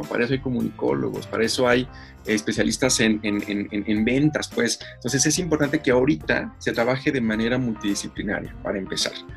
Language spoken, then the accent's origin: Spanish; Mexico; nosotros como mexicanos